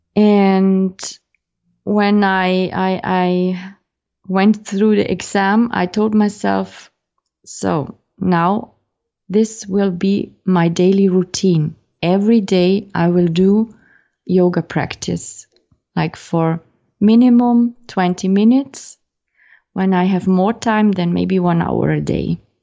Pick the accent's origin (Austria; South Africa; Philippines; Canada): Austria; teaching uh, in Austria in my home country